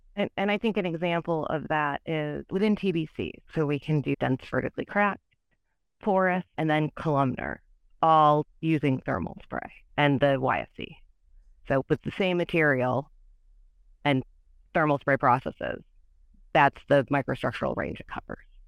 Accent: Michigan, United States; moved away; also born or lived in Illinois; I'm from Michigan, and my schooling is all in Illinois

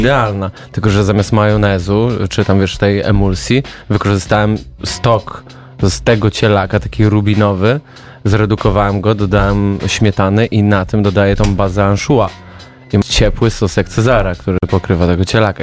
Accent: Zielona Góra, Lubusz Voivodeship, Poland; słyszałem, że zaciągam, chociaż jestem z Zielonej Góry

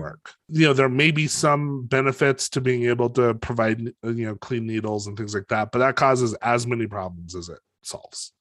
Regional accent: Los Alamos, New Mexico, United States; I grew up in Los Alamos

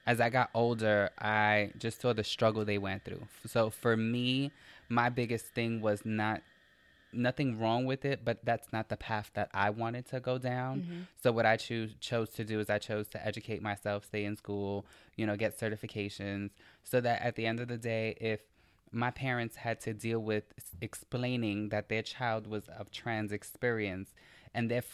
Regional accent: New York City, New York, United States; area where I grew up in the South Bronx

